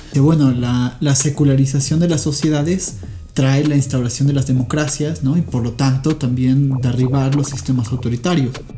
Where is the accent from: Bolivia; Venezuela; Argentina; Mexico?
Mexico; Puebla; ya soy un poblano